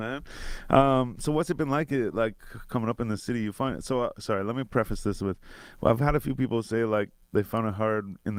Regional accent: Renfrew, Ontario, Canada; even where we're from, like, it's Renfrew in the Valley.

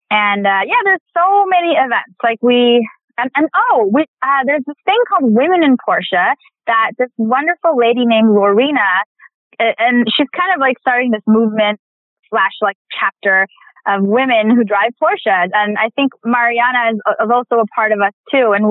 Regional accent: India; I'm Indian. So I'm in, as an Indian actor, there's, there's a few of us.

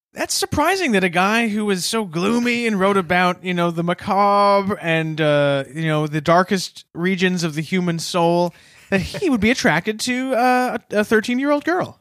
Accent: Canada; as a Canadian

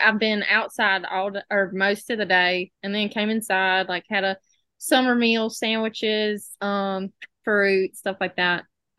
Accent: Uriah, Alabama, United States; moved away as an adult; also born or lived in Mobile, Alabama; I am from small town Alabama. Uriah is where it's called. If you're not from there, you say Uriah, which is wrong, but it's like super, super small.

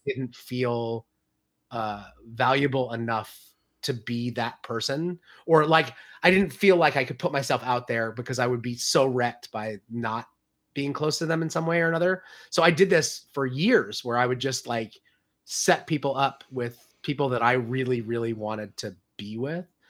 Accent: near Philadelphia, Pennsylvania, United States; I grew up near Philadelphia, um, like, forty-five minutes away from Philly in the seventies

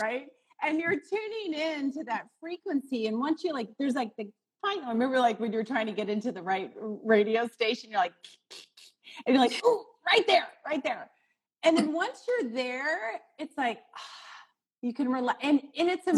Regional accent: St. Louis, Missouri, United States; now in Chicago, United States; I was born in St. Louis

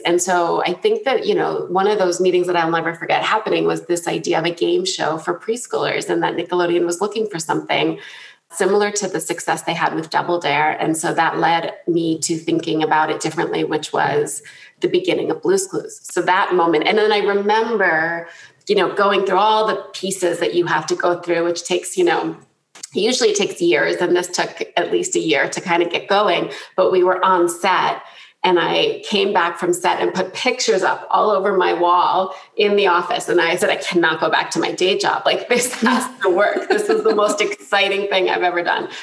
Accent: New Jersey, United States; I grew up in New Jersey, grew up in a loud Italian family

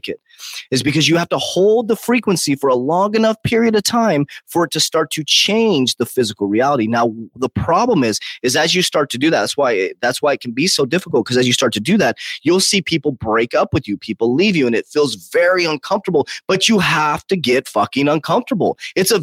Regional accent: United States; I'm American. I'm very proud to be an American

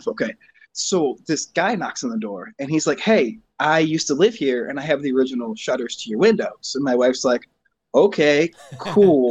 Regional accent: Grand Blanc, Michigan, United States; accent: Michigan; now in Flint, United States; right now I live in Flint, but I'm from Grand Blanc

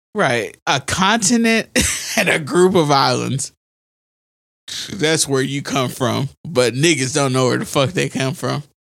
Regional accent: United States; We're American.

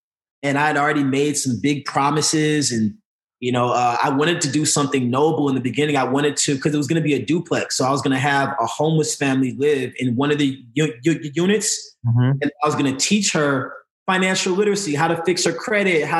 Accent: Chicago, Illinois, United States; moved away; also born or lived in St. Louis, Missouri; I was born and raised in St. Louis, but I grew up a lot in Chicago

